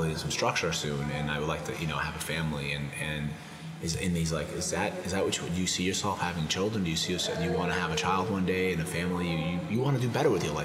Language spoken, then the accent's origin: English; Brockton, Massachusetts, United States; me and him are from the same area. He's from Warwick, I'm from Brockton